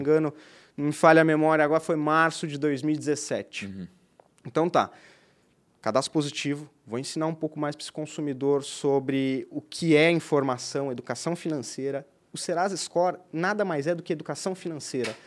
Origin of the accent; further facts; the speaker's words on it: Rio do Sul, Santa Catarina, Brazil; moved away as an adult; now in Blumenau, Brazil; Eu sou de Rio do Sul, né? Eu moro aqui há quase sete, quase oito anos também